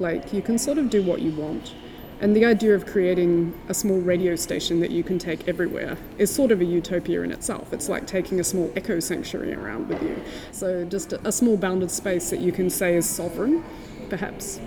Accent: Tasmania, Australia; now in New Zealand; I'm from Tasmania, but I live in New Zealand.

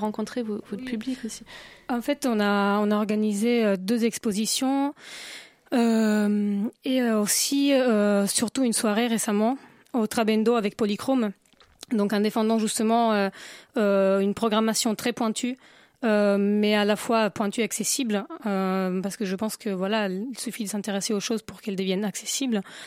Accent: Italy; now in Paris, France; je suis italienne, je voulais euh, un nom italien.

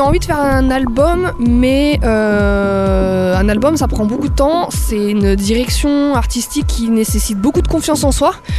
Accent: France; moved away as an adult; now in Berlin, Germany; Ça fait 10 ans que j'habite plus en France.

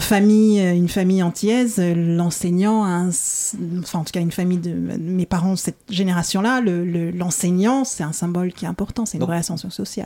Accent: Paris suburbs, Île-de-France, France; je suis née à Paris. J'ai grandi en banlieue parisienne.

